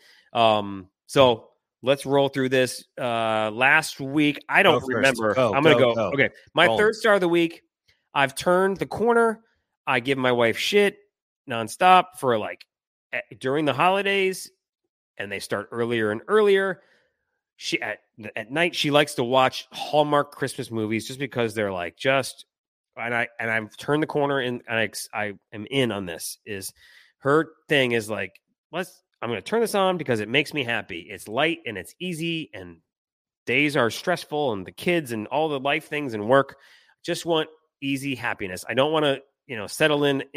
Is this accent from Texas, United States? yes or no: no; Detroit, Michigan, United States; I'm from Detroit.